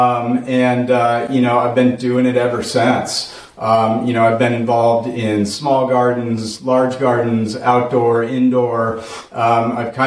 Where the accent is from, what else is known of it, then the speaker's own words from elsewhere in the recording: Portland, Oregon, United States; moved away as an adult; also born or lived in Colorado; growing up in Portland, Oregon in the mid-90s